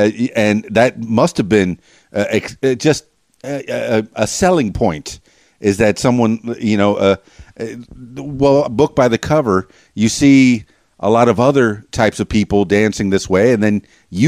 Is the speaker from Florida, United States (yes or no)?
yes; Miami, Florida, United States; yeah, I'm from Miami, so I'm familiar with every one of those dances that you were talking about.